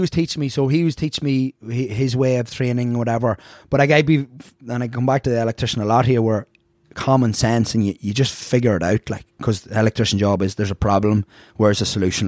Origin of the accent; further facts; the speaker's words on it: Ireland; moved away as an adult; also born or lived in Bronx, New York; now in United States; both parents were Irish, so I was here till about maybe four